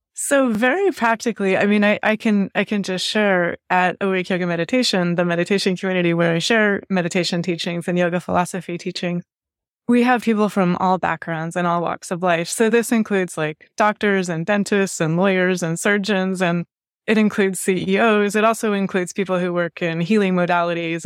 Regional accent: Washington, United States; now in Baltimore, United States; I grew up in Washington State and I grew up surrounded by nature

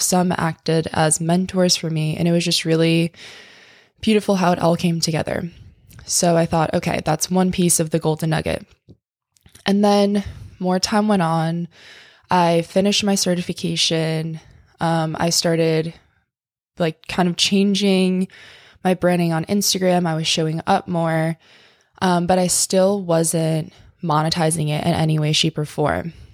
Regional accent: tiny town on the East Coast, United States; moved away; my hometown

